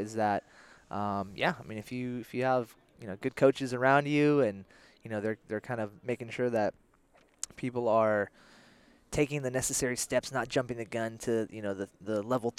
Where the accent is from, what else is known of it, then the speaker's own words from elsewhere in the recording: Belmont, California, United States; I grew up here in the Bay Area